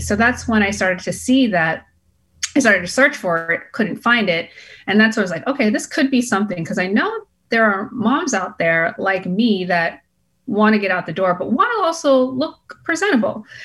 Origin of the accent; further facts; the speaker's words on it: Boston, Massachusetts, United States; moved away as an adult; now in California, United States; I'm born and raised in Boston